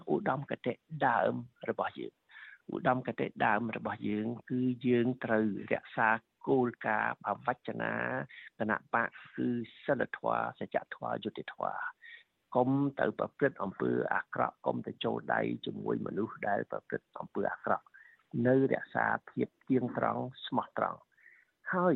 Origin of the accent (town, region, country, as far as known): Cambodia; moved away